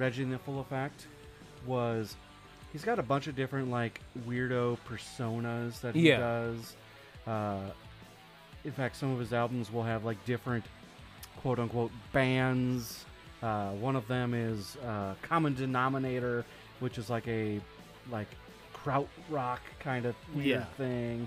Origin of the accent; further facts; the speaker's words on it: Wisconsin, United States; moved away; also born or lived in Minneapolis, Minnesota; where I grew up in Wisconsin, Faygo wasn't a thing